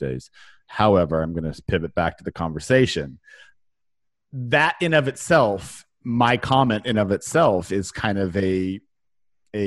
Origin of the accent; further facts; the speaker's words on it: California, United States; moved away; where I grew up in California